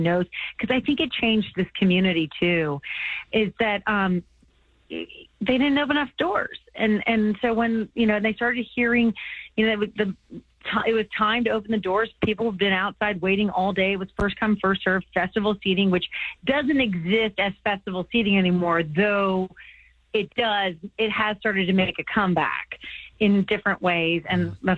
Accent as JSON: {"language": "English", "town": "Finneytown", "region": "Ohio", "country": "United States", "tie": "born or raised there", "said": "I was from Cincinnati, because I grew up in Finneytown"}